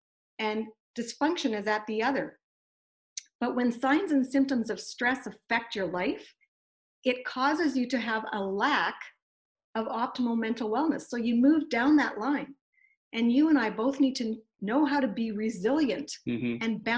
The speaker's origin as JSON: {"language": "English", "town": "Kamloops", "region": "British Columbia", "country": "Canada", "said": "we went to a speaker and communication workshop in Vancouver, and we're from Kamloops, so that's a four-hour drive"}